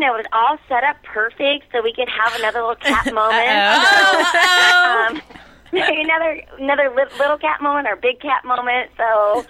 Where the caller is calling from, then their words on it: Indiana, United States; I'm calling from Indiana.